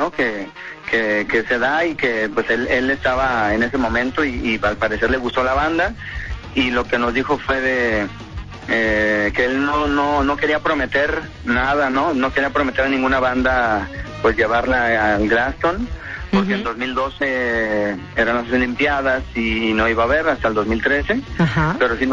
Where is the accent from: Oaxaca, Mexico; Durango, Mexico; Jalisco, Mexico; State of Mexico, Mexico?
Jalisco, Mexico; Guadalajara; Que somos siempre unos tapatíos.